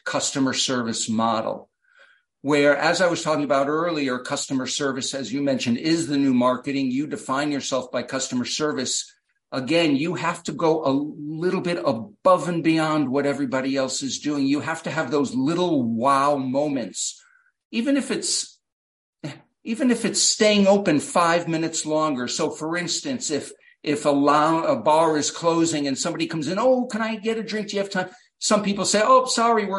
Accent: United States; as an American

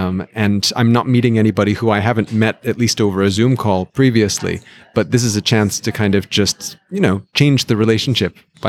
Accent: Greenwich, Connecticut, United States; moved away; I grew up actually in the suburbs of New York.

